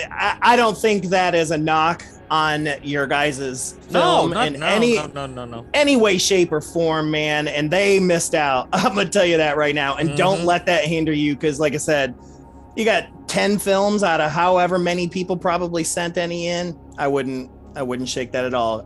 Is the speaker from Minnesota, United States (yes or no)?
no; Louisville, Kentucky, United States; we're both from Louisville, Kentucky